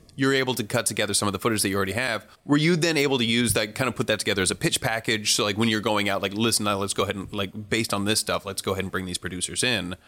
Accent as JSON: {"language": "English", "area": "San Francisco Bay Area", "region": "California", "country": "United States", "tie": "born or raised there", "said": "I was raised in the San Francisco Bay Area"}